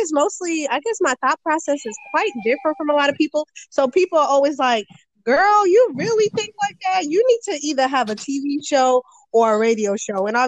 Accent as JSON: {"language": "English", "town": "Boston", "region": "Massachusetts", "country": "United States", "said": "I am from Boston, Massachusetts."}